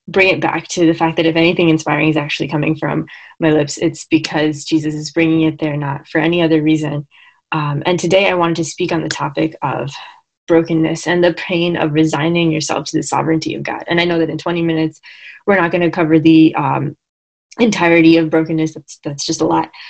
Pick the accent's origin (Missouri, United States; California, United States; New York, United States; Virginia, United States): New York, United States; Long Island; I am from Long Island.